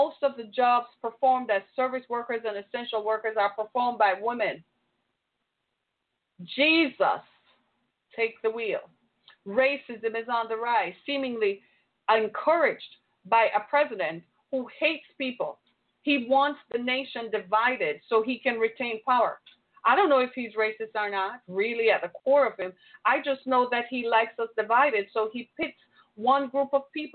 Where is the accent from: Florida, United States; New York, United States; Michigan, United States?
Michigan, United States; my home state of Michigan